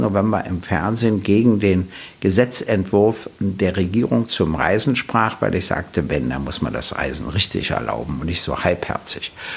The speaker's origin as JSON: {"language": "German", "region": "Berlin", "country": "Germany", "tie": "born or raised there", "said": "ich wurde 1948 in Berlin geboren, äh, hatte immer meinen Hauptwohnsitz in Berlin"}